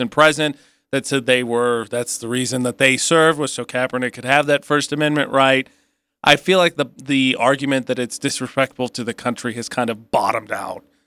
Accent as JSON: {"language": "English", "region": "Midwest", "country": "United States", "said": "I'm from the Midwest"}